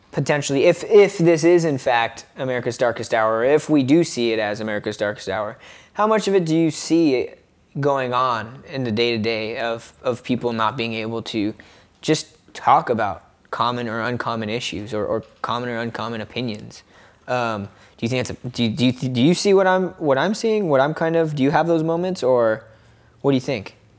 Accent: United States; as an American

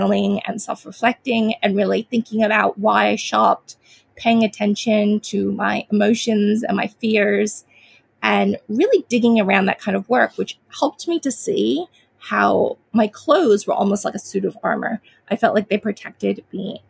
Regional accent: United States; now in Australia; I am a Chinese American. Well, I grew up in America. I live in Australia now, but grew up in America as a young child

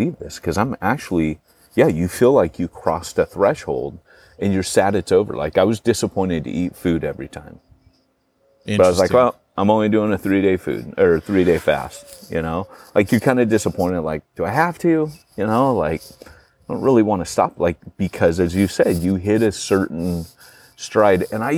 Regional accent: United Kingdom; moved away; as we would say in Britain

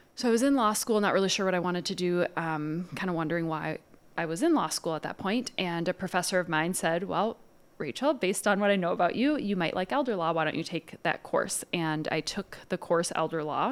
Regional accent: Dubuque, Iowa, United States; moved away as an adult; also born or lived in Winona, Minnesota; now in St. Paul, United States; I'm from Dubuque, Iowa.

